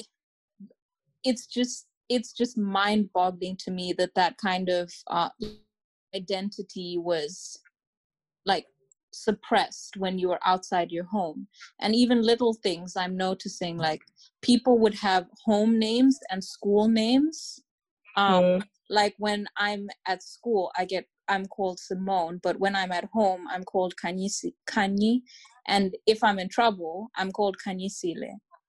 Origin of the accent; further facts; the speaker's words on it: Botswana; And a reason why I always like specified that I'm from Botswana